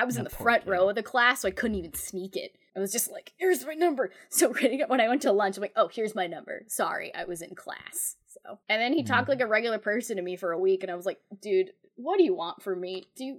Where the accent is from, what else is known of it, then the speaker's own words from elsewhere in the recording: United Kingdom; Being British, there's another important Elizabeth in my life.